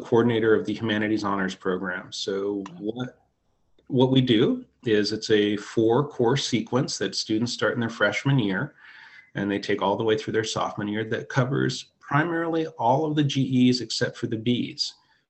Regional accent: Humboldt County, California, United States; also born or lived in South Dakota / Pine Ridge, South Dakota / Quinault Indian Reservation, Washington / San Jose, California; Humboldt became my hometown

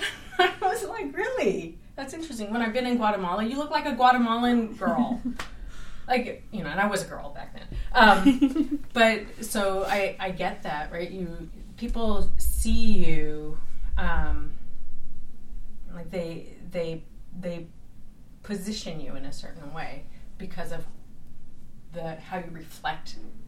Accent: Bay Area, California, United States; also born or lived in San Francisco; I think I grew up in the Bay Area. I'm a child of the 70s

